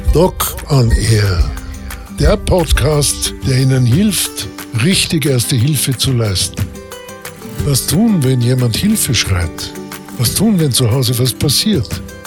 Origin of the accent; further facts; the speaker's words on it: Gaschurn, Vorarlberg, Austria; accent: Vorarlbergerisch; moved away; also born or lived in Bregenz; Also in Bregenz geboren, dann in weiterer Folge im Montafon groß geworden